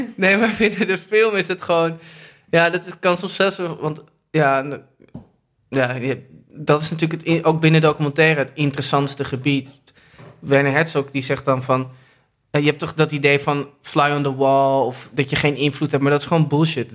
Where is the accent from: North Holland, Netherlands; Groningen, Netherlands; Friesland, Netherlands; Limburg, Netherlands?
North Holland, Netherlands; Amsterdam; ik ben geboren in het OVG